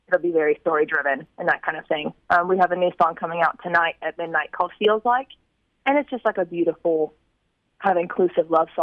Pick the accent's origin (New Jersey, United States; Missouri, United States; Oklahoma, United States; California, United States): Oklahoma, United States; Tulsa; moved away as an adult; now in Nashville, United States; I grew up just outside of Tulsa